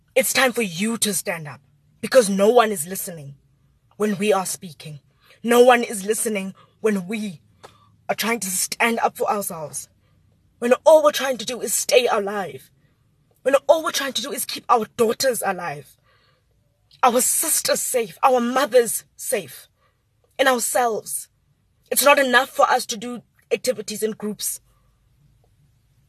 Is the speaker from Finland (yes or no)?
no; South Africa; as a South African